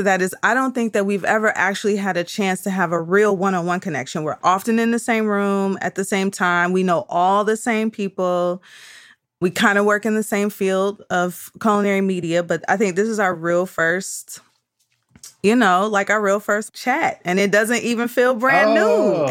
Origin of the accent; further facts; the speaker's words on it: Detroit, Michigan, United States; You know I'm from Detroit.